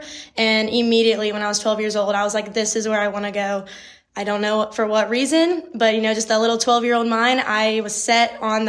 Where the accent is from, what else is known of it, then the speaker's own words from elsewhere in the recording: Schertz, Texas, United States; moved away as an adult; now in Marshall, United States; I am from Schertz, Texas. It's just on the northeast side of San Antonio